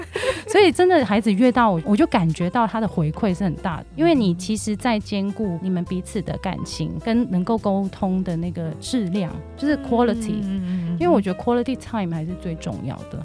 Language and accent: Chinese; Hong Kong; 然后其实我是香港人